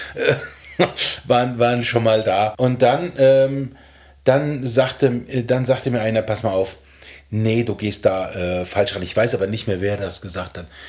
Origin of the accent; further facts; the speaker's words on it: Ortenberg, Hesse, Germany; moved away as an adult; also born or lived in Gedern / Frankfurt; in unserem Dorf, das hieß Ortenberg, ein ganz kleines mittelalterliches Dorf in der Nähe von Gedern, wo ich geboren bin